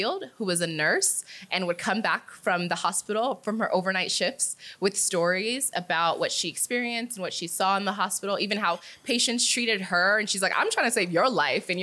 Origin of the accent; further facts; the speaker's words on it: New Jersey, United States; moved away as an adult; also born or lived in Nigeria; now in Kenya; growing up in the US, growing up in New Jersey